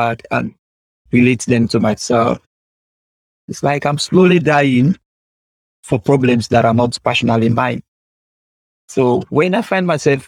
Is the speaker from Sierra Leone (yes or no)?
yes; Sierra Leone; first language Temne; English is a second language; I lived in my country for over 18 to 20 years